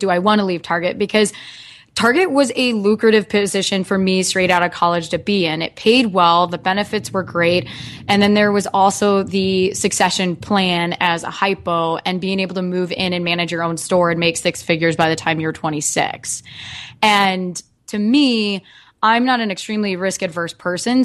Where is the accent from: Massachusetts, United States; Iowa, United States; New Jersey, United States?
Iowa, United States; Dubuque; also born or lived in West Des Moines, Iowa; I'm originally from Iowa, from Dubuque